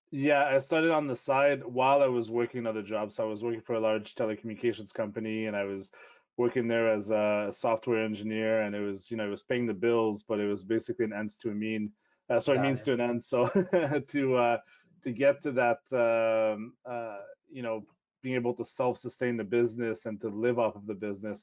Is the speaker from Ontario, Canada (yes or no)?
yes; Toronto, Ontario, Canada; first language French; English is a second language; also born or lived in Quebec; my dad got a job transfer and we moved to Toronto, so I ended up growing up in the Toronto area